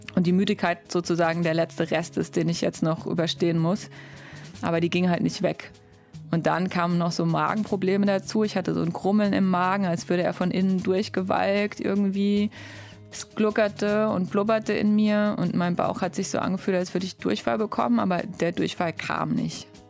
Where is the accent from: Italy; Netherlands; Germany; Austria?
Germany; moved away as an adult; Eine Stunde später war ich in meinem Heimatdorf und da war es immer noch dunkel. Ich habe echt lange in meinem Kinderzimmer gesessen